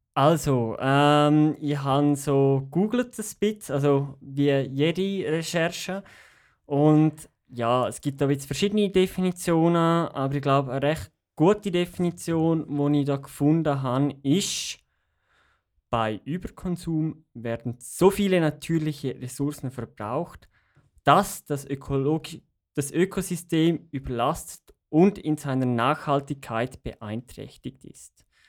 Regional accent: Graubünden, Switzerland; now in Zürich, Switzerland; ich bin aufgewachsen in Graubünden und da ist halt Italienisch Zweitsprache

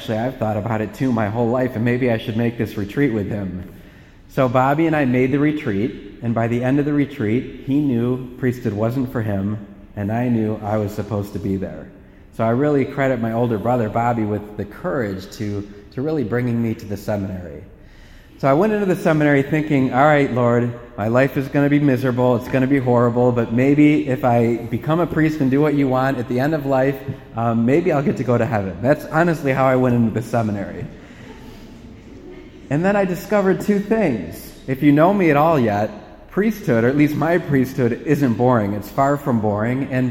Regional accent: Parma, Ohio, United States; We were raised in Parma, so there are six of us kids

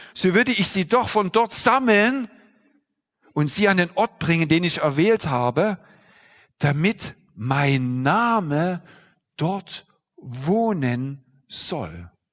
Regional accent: eastern Germany, Germany; Ich bin zum Beispiel im Osten Deutschlands groß geworden

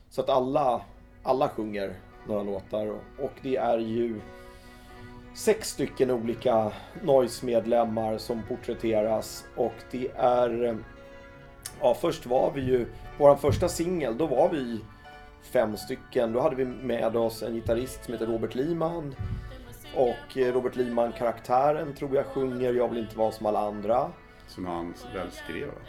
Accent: Skåne, Sweden; Han tyckte det var lite konstigt så här att kommer jag som skåning kunna lyckas med det här att Eh, göra någonting om noise som är så mycket Stockholm.

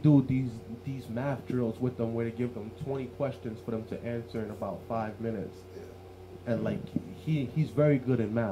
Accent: New York City, New York, United States; When I first moved into Canarsie, when I first moved into Canarsie, I was 9 years old

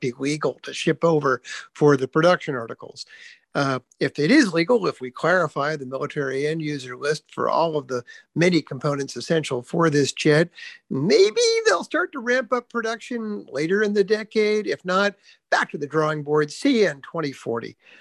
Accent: United States; as an American in Europe right now

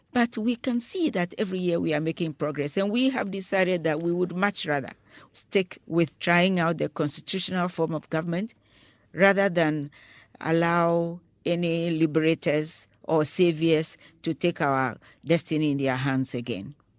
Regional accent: Ghana; as a Ghanaian

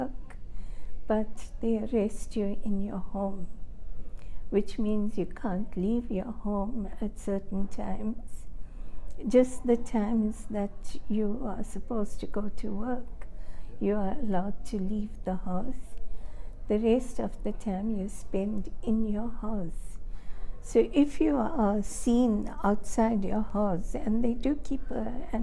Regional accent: Phoenix settlement, KwaZulu-Natal, South Africa; And grew up in a house that my father built on the settlement.

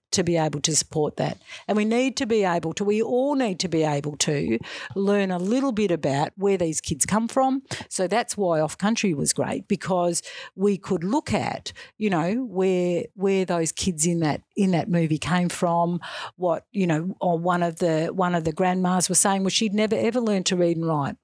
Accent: Western Australia, Australia; also born or lived in Albany, Western Australia; I grew up in Western Australia. in, um, so in a small, a little small country town, um, i-, initially when I was in primary school, and then when I moved into secondary school, um, our f-, my family moved to a bigger a bigger centre, so in Albany, in Western Australia.

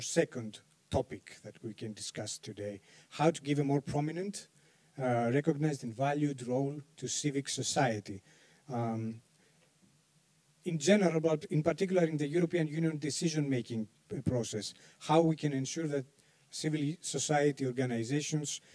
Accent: Greece; I'm a journalist from Greece

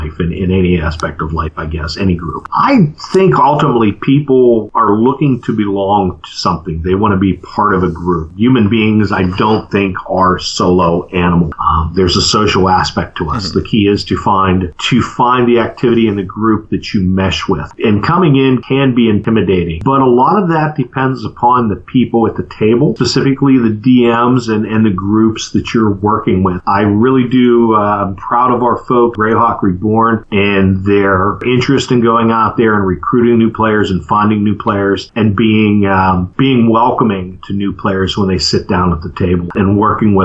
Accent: Western Pennsylvania, United States; moved away; back home where I grew up in Western PA

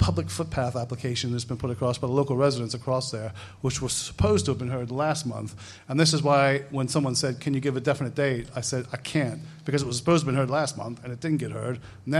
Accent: United States; moved away as an adult; now in United Kingdom; I'm not Canadian, so it's nothing to do with that. I'm American, so there was no hidden agenda. I'm really from Belfast.

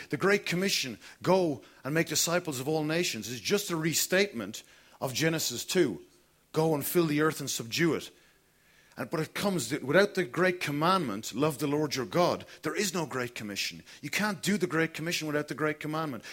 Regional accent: Kilkenny, Leinster, Ireland; moved away; I grew up in Kilkenny

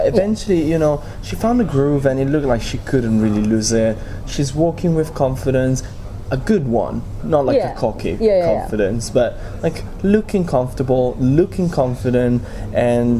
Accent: Italy; I'm Italian.

